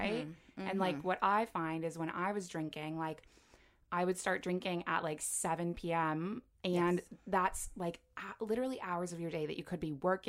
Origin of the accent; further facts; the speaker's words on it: Toronto, Ontario, Canada; I grew up in Toronto, but then, you know, went away for 5 years to university.